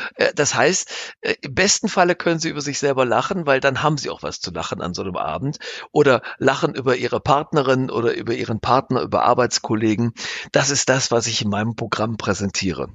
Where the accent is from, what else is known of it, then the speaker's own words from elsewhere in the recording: Straelen, North Rhine-Westphalia, Germany; meiner Heimatstadt Strahlen